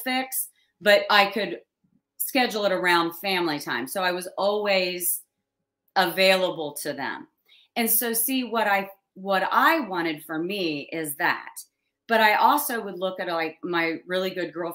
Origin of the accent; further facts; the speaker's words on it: Chillicothe, Ohio, United States; I was born and raised in Chillicothe, Ohio.